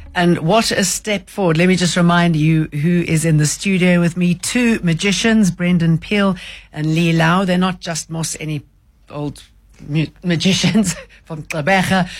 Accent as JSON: {"language": "English", "country": "South Africa", "moved": "as an adult", "said": "I'm South African."}